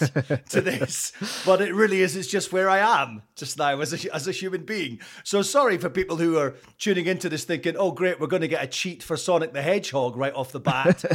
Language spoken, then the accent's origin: English; Scotland, United Kingdom; accent: Scottish; moved away as an adult; also born or lived in Canada / Toronto; being Scottish